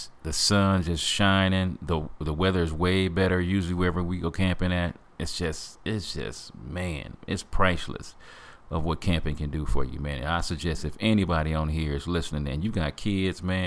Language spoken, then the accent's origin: English; Flint, Michigan, United States; Growing up in Flint, Michigan